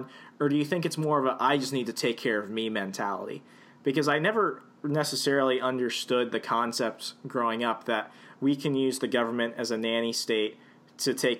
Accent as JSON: {"language": "English", "region": "the South", "country": "United States", "tie": "born or raised there", "said": "growing up in the South"}